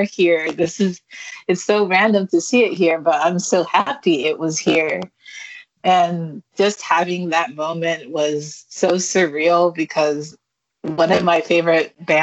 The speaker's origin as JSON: {"language": "English", "town": "Highland", "region": "California", "country": "United States", "tie": "born or raised there", "moved": "yes", "lives_now": "San Francisco, United States", "said": "I grew up in San Bernardino"}